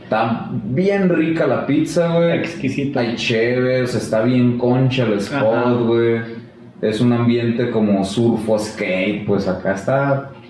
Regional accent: Ciudad Obregón, Sonora, Mexico; moved away as an adult; also born or lived in Tijuana; Yo nací, soy de Ciudad Obregón

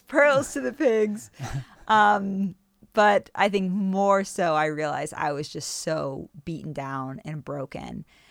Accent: United States; moved away; also born or lived in Germany; leaving this country that felt like home to go back to what is known as my home country

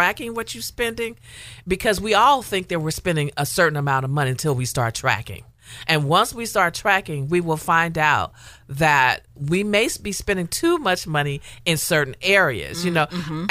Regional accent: the South, United States; And you know, and I'm from the South, and that was taught to me in the pulpit from day one, right?

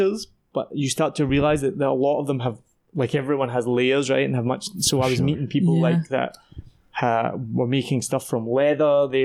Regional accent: Scotland, United Kingdom; also born or lived in Wellington, New Zealand; now in Vietnam; I'm from Scotland

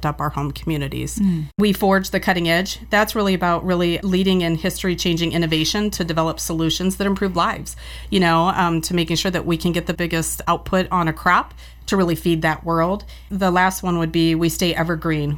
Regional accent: Cedar Valley, Iowa, United States; I've been born and raised in the Cedar Valley.

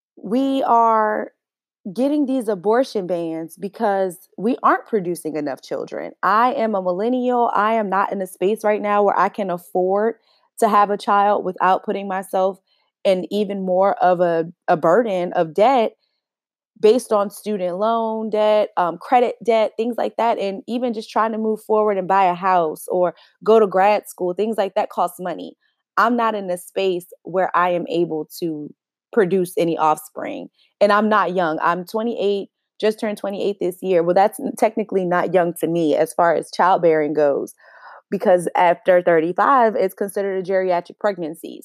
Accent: United States; as American citizens

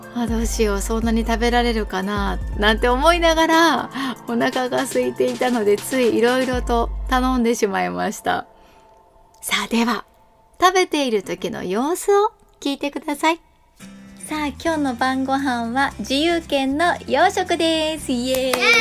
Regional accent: Kanazawa, Ishikawa, Japan; 地元金沢

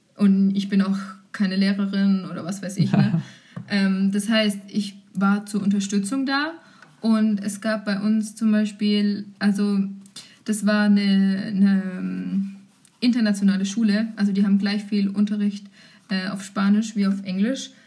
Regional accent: Germany; ich war eine Deutsche

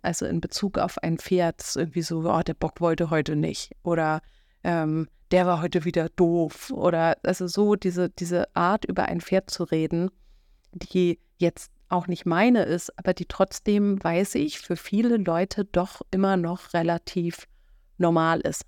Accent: Schleswig-Holstein, Germany; hier oben bei uns in Schleswig-Holstein

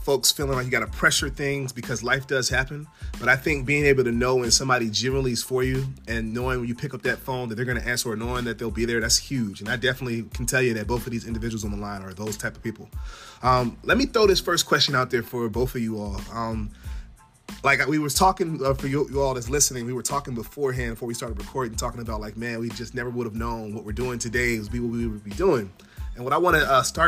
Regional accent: Prince George's County, Maryland, United States; I was growing up in Prince George's County, Maryland

